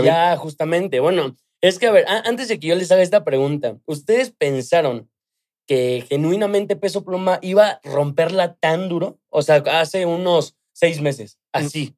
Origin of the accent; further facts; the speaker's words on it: Mexico; soy mexicano